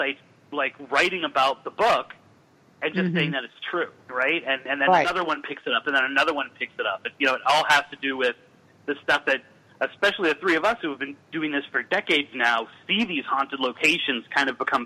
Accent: Massachusetts, United States; I am from Massachusetts

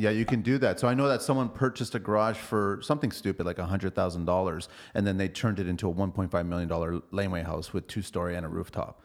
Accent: Toronto, Ontario, Canada; I grew up at college in Dufferin, so right behind there, eleven thirteen College Street

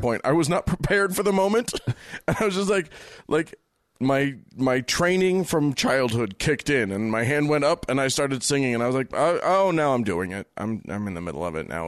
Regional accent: United States; I'm an American

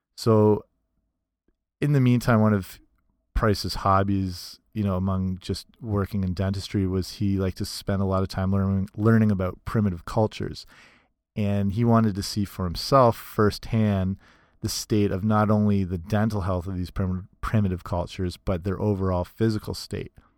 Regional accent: Canada; I'm Canadian

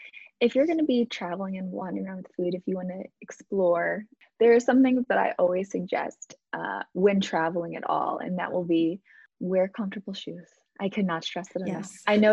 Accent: Midwest, United States; The truth is we consume, at least in the US, I grew up in the Midwest. Maybe I can only speak to Midwest, and I can only really speak to my family and myself.

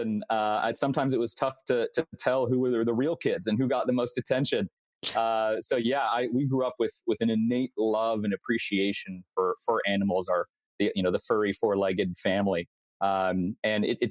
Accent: Los Angeles, California, United States; So I'm originally from Los Angeles, California, and that's still where I am now. So born here, raised here, and stayed here.

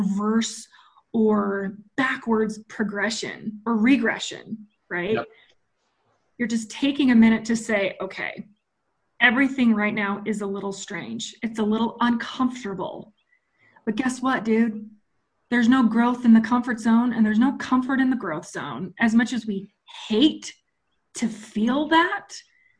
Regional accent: Utah, United States; moved away as an adult; also born or lived in Colorado; I just moved from Colorado back to Utah, back to my hometown, back to literally the house I grew up in.

